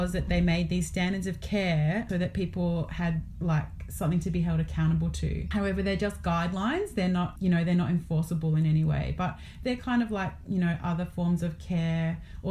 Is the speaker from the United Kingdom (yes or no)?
no; Australia; where I'm located as an Australian settler